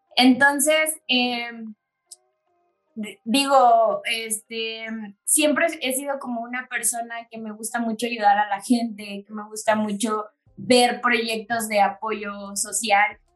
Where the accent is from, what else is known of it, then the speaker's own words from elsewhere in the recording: Chiapas, Mexico; moved away as an adult; now in Querétaro, Mexico; soy de Chiapas, tengo cuatro años residiendo acá en, en, Querétaro